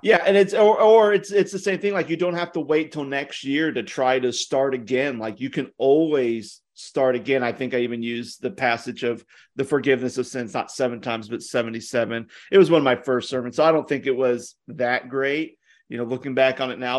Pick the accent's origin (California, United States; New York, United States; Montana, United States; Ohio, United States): Ohio, United States; moved away; also born or lived in the South (US); I'm from Ohio